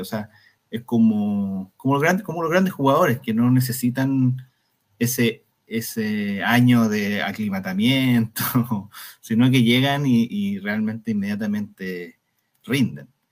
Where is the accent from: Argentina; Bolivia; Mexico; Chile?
Chile; Valparaíso; nosotros somos de Valparaíso además, ambos